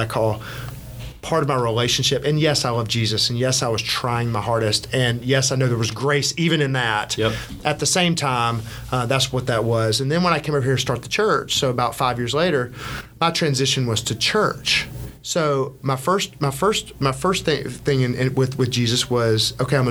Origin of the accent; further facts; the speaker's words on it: Birmingham, Alabama, United States; moved away as an adult; now in Atlanta, United States; I grew up in Birmingham, Alabama